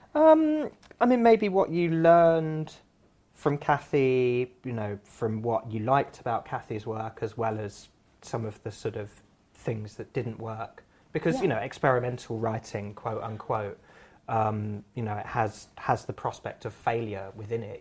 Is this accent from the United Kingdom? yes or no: yes; Surrey, South East England, United Kingdom; I grew up in Surrey